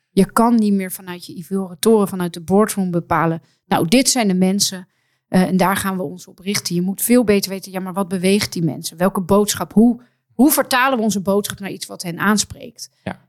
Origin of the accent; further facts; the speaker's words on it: Amsterdam, North Holland, Netherlands; als Amsterdammer